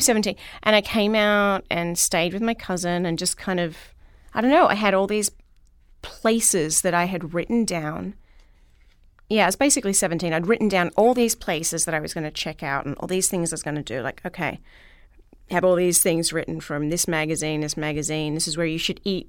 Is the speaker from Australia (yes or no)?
yes; Melbourne, Victoria, Australia; moved away; I'm from Melbourne, Australia, and grew up in and around Melbourne